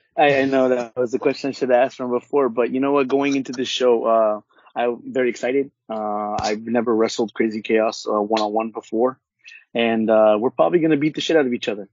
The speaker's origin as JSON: {"language": "English", "area": "Orange County", "region": "California", "country": "United States", "said": "I'm from Orange County and from the West Coast"}